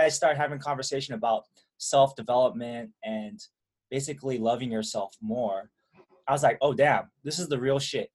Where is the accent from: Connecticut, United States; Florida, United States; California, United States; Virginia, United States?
California, United States; Milpitas; I grew up in a town called Milpitas. Parents are from Taiwan